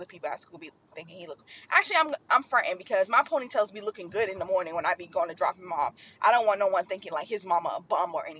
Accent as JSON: {"language": "English", "town": "Boston", "region": "Massachusetts", "country": "United States", "said": "I'm from Boston"}